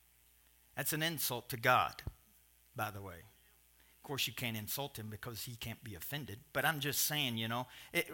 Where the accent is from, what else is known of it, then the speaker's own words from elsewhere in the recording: Kentucky, United States; I'm from Kentucky